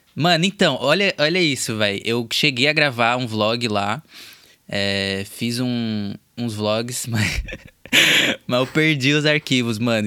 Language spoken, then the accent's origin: Portuguese; São Paulo, Brazil; moved away as an adult; now in Los Angeles, United States; Atualmente eu moro na Califórnia, mais especificamente em Los Angeles, mas eu sou de São Paulo